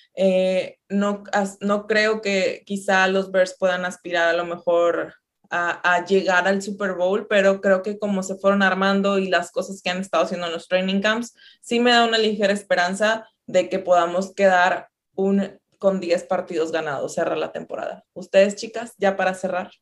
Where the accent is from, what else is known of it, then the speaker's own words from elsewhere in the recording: Ciudad Victoria, Tamaulipas, Mexico; Yo soy de Ciudad Victoria. Tamaulipas, por acá por el norte del país.